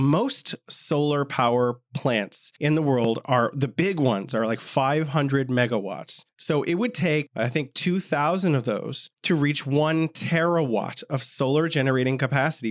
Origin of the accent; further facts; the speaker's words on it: California, United States; moved away as an adult; now in Beijing, China; my home state of California